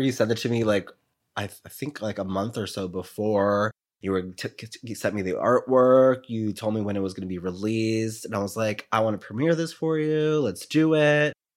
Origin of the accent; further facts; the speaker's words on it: New York City, New York, United States; I'm from New York